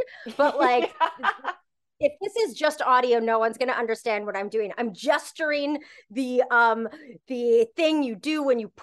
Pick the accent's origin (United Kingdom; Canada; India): Canada; I'm Canadian, I'm very Canadian